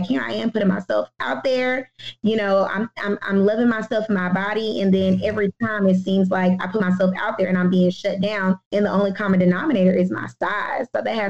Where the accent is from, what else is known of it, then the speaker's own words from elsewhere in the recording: Houston, Texas, United States; Like we were raised, I don't know, I'm a Houstonian. I was raised in the South. My dad's from Georgia.